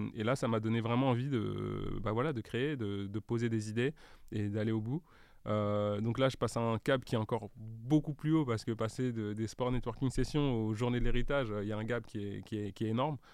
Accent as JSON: {"language": "French", "town": "Paris", "region": "Île-de-France", "country": "France", "tie": "born or raised there", "said": "j'ai grandi à Paris, mhm. euh, dans le 15e"}